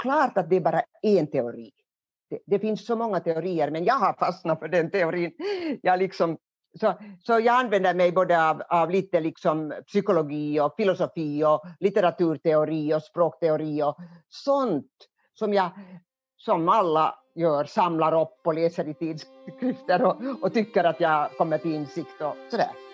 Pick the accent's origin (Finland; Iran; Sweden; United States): Finland; Hamina, Kymenlaakso; accent: eastern Finland Swedish; also born or lived in Kotka; now in Helsinki, Finland; jag kommer från Kymmenedalen. Och Kymmenedalen, där går ju Kymmenefloden, älven. Och det var gränsen mellan Sverige och Ryssland ända fram till 1809 då freden slöts i Fredrikshamn. Så jag är uppvuxen alltså i en gammal kulturstad